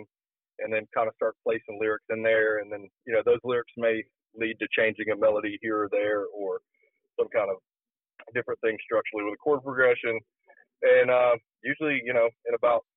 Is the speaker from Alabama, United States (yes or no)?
yes; Mobile, Alabama, United States; I was born in Mobile, Alabama, down on the Gulf Coast.